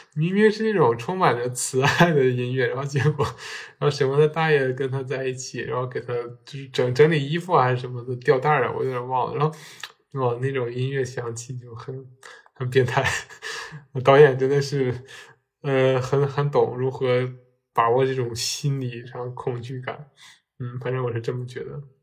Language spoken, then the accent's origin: Chinese; Northeast China, China; 我们身为东北人，然后我们对自己的家乡肯定也觉得可以更好嘛